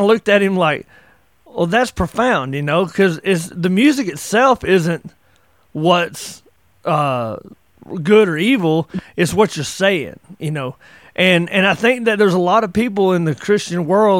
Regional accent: the South, Appalachia, United States; growing up in the South, growing up in the mountains, Appalachia, we were, you know, I grew up in the 80s

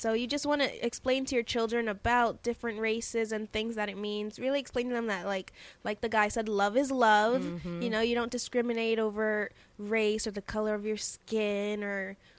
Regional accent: Levittown, New York, United States; also born or lived in Brentwood, New York; I grew up right here in downtown Levittown. I was from Brentwood first, and then I moved here in around 7th grade. And I always remember just being like me and maybe like two other black girls

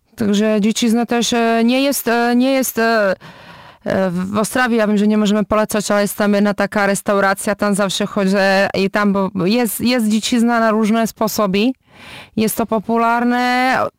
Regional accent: Czechia

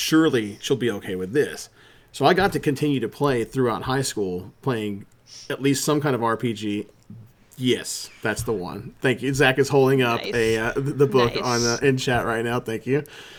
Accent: the South, United States; When I was a kid, because, you know, growing up in the South, as a Christian household, my mom watched the Tom Hanks movie, Mazes and Monsters.

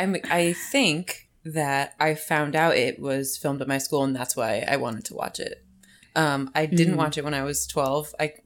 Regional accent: West Caldwell, New Jersey, United States; it's shot at my hometown

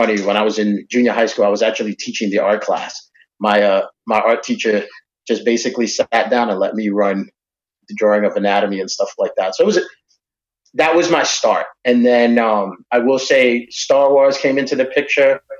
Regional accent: New York, United States; moved away; Back in New York, I was born and raised in New York

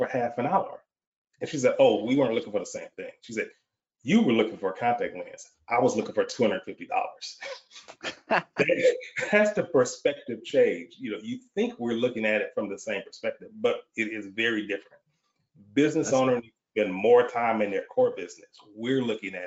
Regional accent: Michigan, United States; moved away as an adult; now in Texas, United States; I'm born and raised in the Michigan area, but relocated to Texas almost 30 years ago.

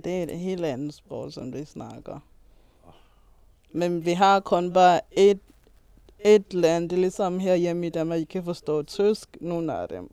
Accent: Malawi; moved away; har jeg lært det i Malawi, hvor vi gik i skole.

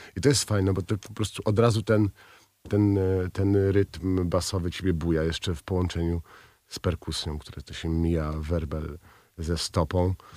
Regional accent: Toruń, Kuyavian-Pomeranian Voivodeship, Poland; Jestem co prawda z Torunia

